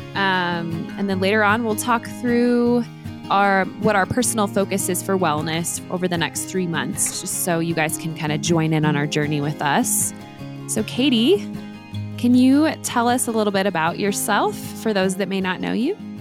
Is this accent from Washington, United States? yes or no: no; Oklahoma, United States; I was born in Oklahoma in nineteen eighty-four